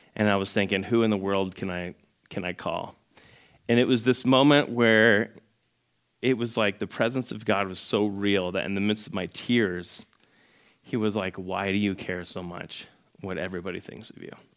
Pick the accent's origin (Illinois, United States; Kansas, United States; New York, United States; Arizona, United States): Arizona, United States; Scottsdale; I grew up in Scottsdale. I was like, uh, in the old part of Scottsdale